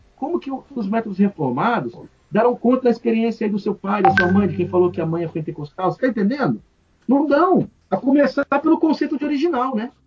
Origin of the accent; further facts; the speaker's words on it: Brazil; o Brasil, gente, nós somos latino-americanos. Né? Nós temos aqui na nossa história o sangue europeu, português, mas temos o sangue africano